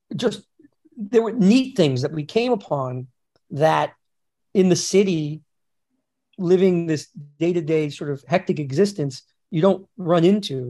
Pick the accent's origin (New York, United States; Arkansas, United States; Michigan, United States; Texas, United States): New York, United States; also born or lived in Los Angeles; as a New Yorker